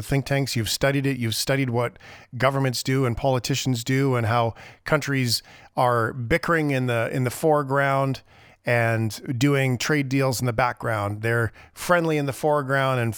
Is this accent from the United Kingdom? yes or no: no; Canada; as Canadian citizens